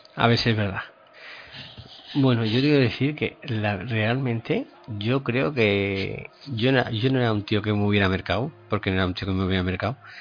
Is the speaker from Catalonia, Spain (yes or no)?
no; Aragon, Spain; soy de Aragón